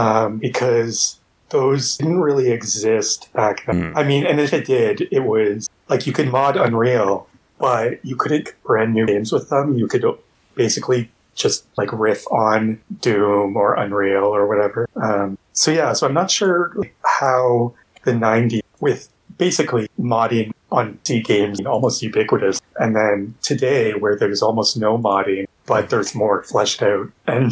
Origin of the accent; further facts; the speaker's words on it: Canada; now in Montreal, Canada; I'm Canadian, in Montreal.